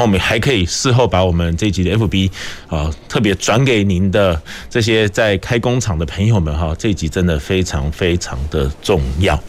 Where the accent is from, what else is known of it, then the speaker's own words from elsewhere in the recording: Kaohsiung, Taiwan; now in Taipei, Taiwan; 我是高雄人啦